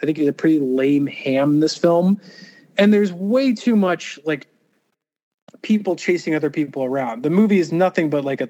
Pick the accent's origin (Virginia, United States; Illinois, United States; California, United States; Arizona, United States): California, United States; Los Angeles; And, you know, and maybe because I'm from Los Angeles, every time I ride a subway train